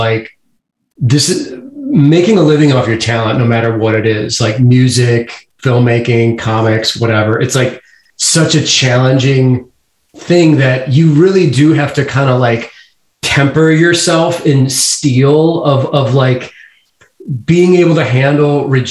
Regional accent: St. Louis, Missouri, United States; also born or lived in Kansas City; I grew up in St. Louis, and then I moved up to Kansas City when I was 18

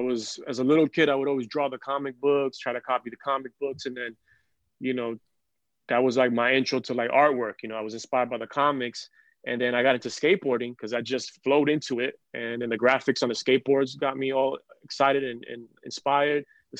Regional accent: New York City, New York, United States; Born and raised in Queens, man. Flushing. I was born in Jamaica Hospital.

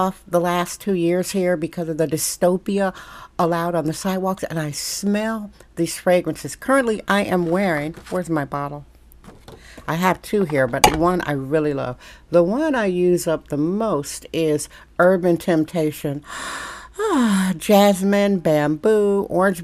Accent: Wisconsin, United States; now in San Francisco, United States; I'm from Wisconsin

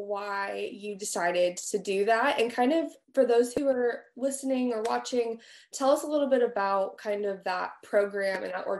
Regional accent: California, United States; now in Texas, United States; I'm from California originally, and then now I live in Texas

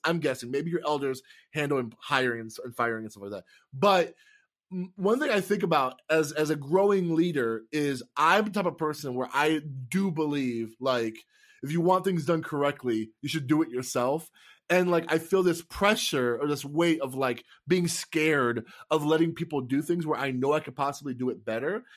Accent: Tampa, Florida, United States; now in Wisconsin, United States; I'm from Tampa, and I live in Wisconsin

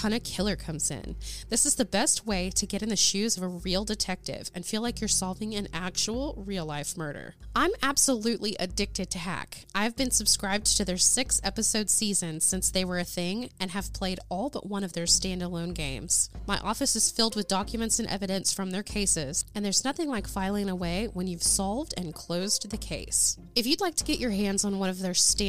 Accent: Oklahoma, United States; we are all from Oklahoma

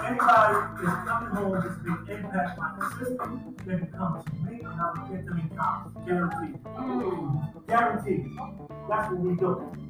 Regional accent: North Carolina, United States; I come from North Carolina. ….

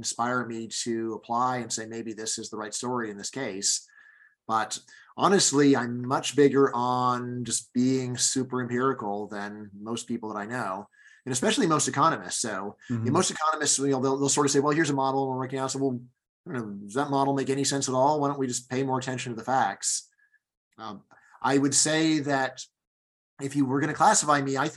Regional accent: Los Angeles, California, United States; moved away as an adult; also born or lived in Fairfax, Virginia; now in Virginia, United States; I grew up in Los Angeles

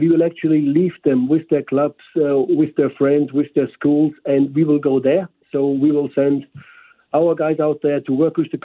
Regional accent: Germany; English is a second language; moved away as an adult; now in St. Louis, United States; From Germany, as maybe you picked up by the slight accent.

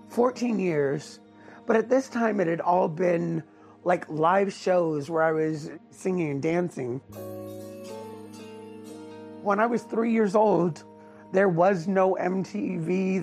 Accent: Los Angeles, California, United States; I'm originally from Hollywood, California.

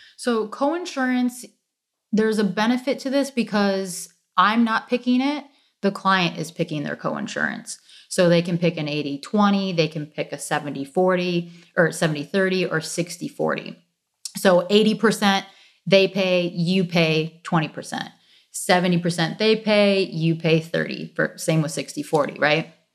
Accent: suburbs south of Detroit, Michigan, United States; moved away as an adult; also born or lived in South Florida; now in Florida, United States; born and raised in Michigan, um, south of Detroit, suburbs south of Detroit

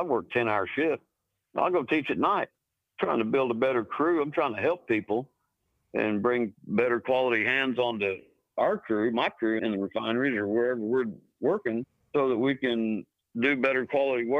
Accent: Pawhuska, Oklahoma, United States; also born or lived in Ponca City, Oklahoma; I grew up around Pawhuska, Oklahoma, and Ponca City, Oklahoma, northern Oklahoma in Osage County.

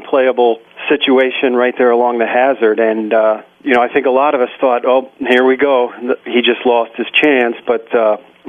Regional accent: United States; As an American golfer

